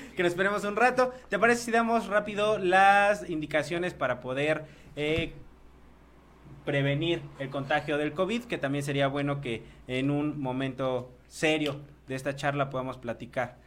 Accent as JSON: {"language": "Spanish", "country": "Mexico", "said": "lo que estamos generando como mexicanos"}